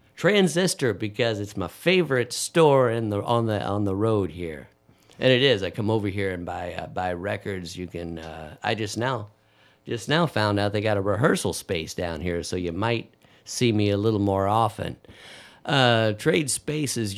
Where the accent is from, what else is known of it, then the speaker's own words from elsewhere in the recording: Dayton, Ohio, United States; I was raised in raised in Dayton